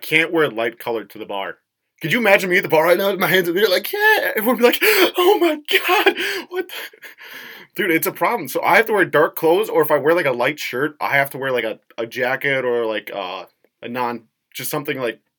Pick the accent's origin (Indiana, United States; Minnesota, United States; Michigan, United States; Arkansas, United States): Minnesota, United States; Minnetonka; No, I'm actually from Minnetonka.